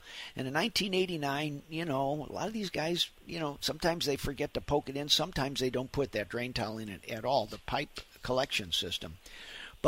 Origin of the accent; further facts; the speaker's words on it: St. Louis, Missouri, United States; growing up in St. Louis